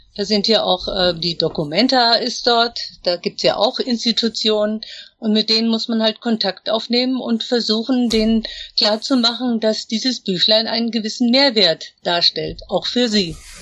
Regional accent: Upper Franconia, Bavaria, Germany; moved away; Ich komme eigentlich aus Oberfranken, aus einer Stadt, wo man eigentlich gar nichts werden konnte. Aber ich bin rechtzeitig genug weggegangen

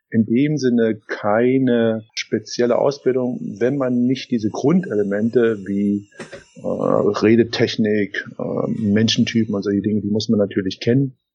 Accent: Germany; ich bin ja ein Kind der Wende und es war damals so, dass, dass wir ähm, ja in eine völlig neue Gesellschaft gekommen sind.

